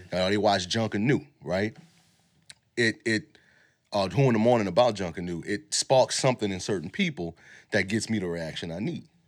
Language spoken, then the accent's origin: English; New Orleans, Louisiana, United States; us growing up in New Orleans